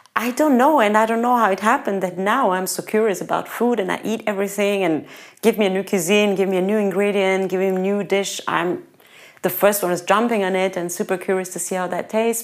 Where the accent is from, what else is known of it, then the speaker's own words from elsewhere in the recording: Calabria, Italy; moved away as an adult; There's actually a DOP pecorino DOP from uh, from my town, actually mm. from my hometown. There's a pecorino crotonese.